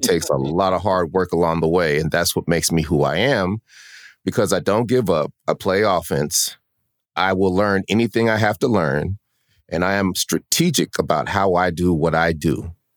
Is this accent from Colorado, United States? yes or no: yes; Denver, Colorado, United States; moved away as an adult; also born or lived in Sacramento, California; now in Atlanta, United States; we're from Denver, Colorado.